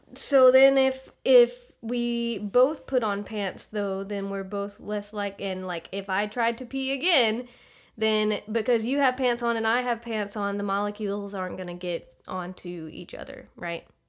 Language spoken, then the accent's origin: English; United States; I'm from the U S